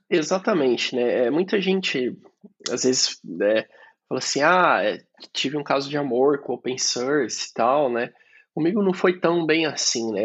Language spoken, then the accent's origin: Portuguese; Sorocaba, São Paulo, Brazil; moved away as an adult; now in Italy; eu nasci em Sorocaba, interior de São Paulo